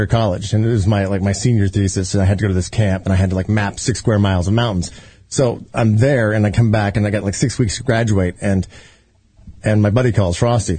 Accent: small town in Indiana, United States; moved away; also born or lived in Denver; I'm from a small town of Indiana. I went to Indiana University and pledged SIGAPs, and I was there for probably a year, and then I flunked out of college and went to my college in my hometown, Indiana State University

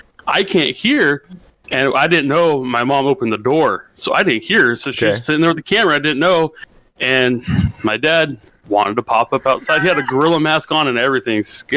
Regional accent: Northern California, United States; born or raised there

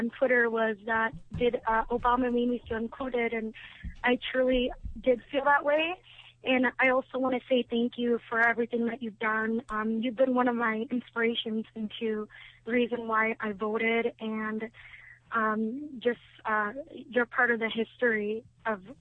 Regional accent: Minneapolis, Minnesota, United States; from Minneapolis, Minnesota

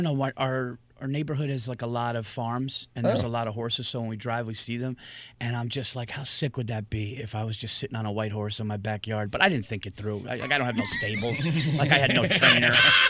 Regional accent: Yonkers, New York, United States; also born or lived in Westchester County, New York; I live in Westchester County. I was born in Yonkers, New York, right outside the Bronx, and always been a Westchester guy. Now me and my family, we live like about an hour north of Manhattan, up in like you know, horse country.

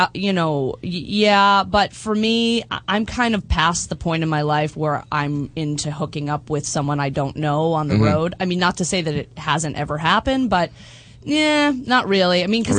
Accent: Boston, Massachusetts, United States; No, I'm from Boston.

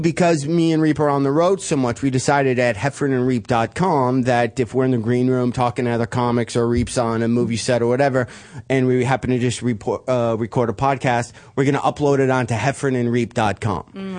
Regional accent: Michigan, United States; I'm from Michigan, and I'm just wondering, I'm trying to get to the comedy club

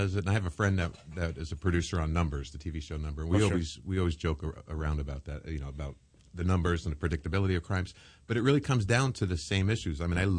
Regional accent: New York, United States; now in Los Angeles, United States; I grew up in New York, mm-hmm. and I grew up on the streets.

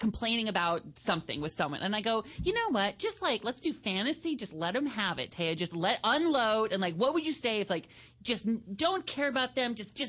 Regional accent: Mount Vernon, Washington, United States; we're from Mount Vernon, Washington, which is the land of politeness.

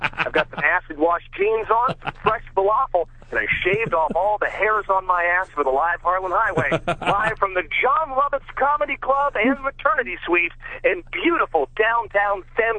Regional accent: Canada

